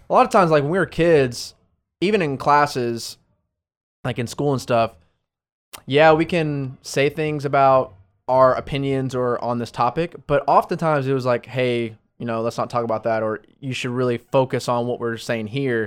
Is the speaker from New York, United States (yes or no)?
no; Arlington, Texas, United States; also born or lived in Dallas, Texas / Florida; I grew up in the Dallas, Fort Worth area, lived in Arlington most of my life